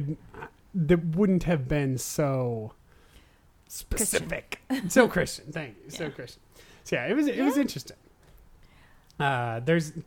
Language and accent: English; Southern California, United States; I'm from Southern California